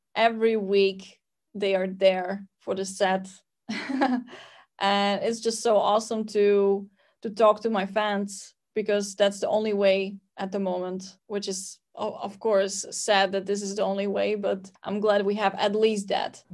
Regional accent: Slovakia; I'm from Slovakia

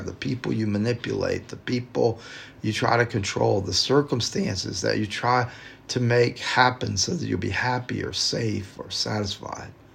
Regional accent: the South, United States; growing up in the South

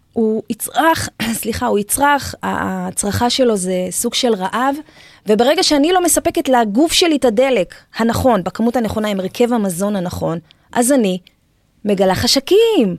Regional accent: Israel; גדלתי במושב, אני ילדה שביעית

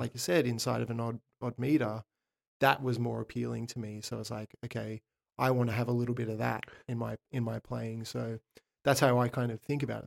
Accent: Sydney, New South Wales, Australia; I'm from Sydney, Australia

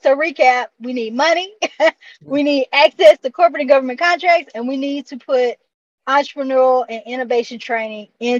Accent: Atlanta, Georgia, United States; born and raised in Atlanta, in the city, in the Ben Hill neighborhood of Atlanta, not too far, like 10 minutes from the airport. And my upbringing was very Afrocentric, even in my school. Like we learned, I was learning Swahili.

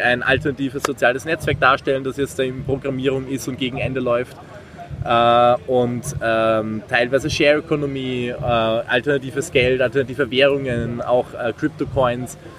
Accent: Austria; moved away as an adult; now in Marburg, Germany; ich komme ursprünglich aus Österreich, wie man es hört

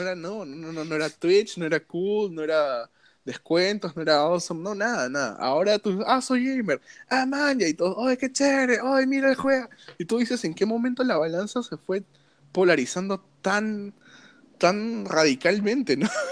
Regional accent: Peru; acá como, peruano

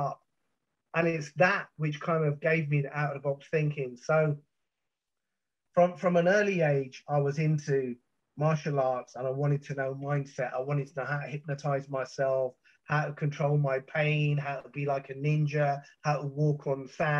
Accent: London, United Kingdom; growing up in South London

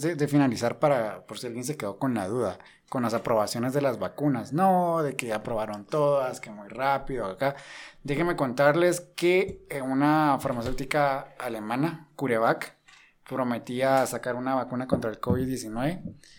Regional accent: Guatemala; nosotros acá en Guatemala

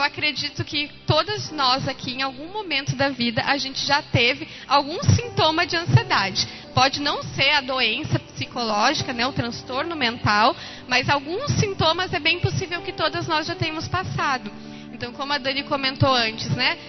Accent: Lajeado, Rio Grande do Sul, Brazil; eu sou de Lajado

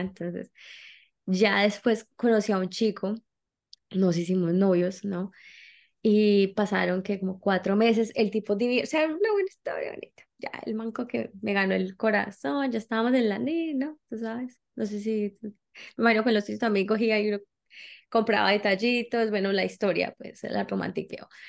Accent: Colombia; now in United States; soy colombiana, eh, pues, empecé a viajar desde hace mucho tiempo

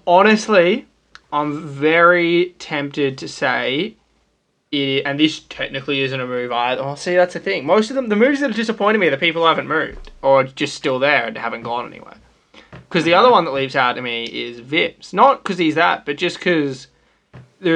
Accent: Australia; my birth certificate says I was born in Australia

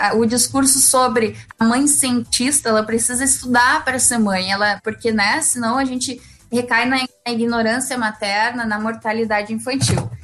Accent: Santa Maria, Rio Grande do Sul, Brazil; eu sou de Santa Maria

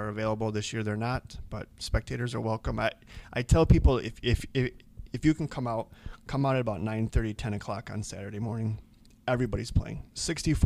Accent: Rockford, Illinois, United States; now in Eau Claire, United States; we were back in my hometown

